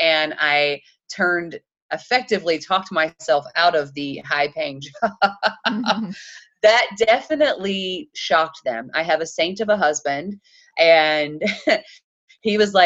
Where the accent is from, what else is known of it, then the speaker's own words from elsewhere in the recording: Chattanooga, Tennessee, United States; I'm from Chattanooga, Tennessee. We kind of joke and say we're the belt buckle of the Bible Belt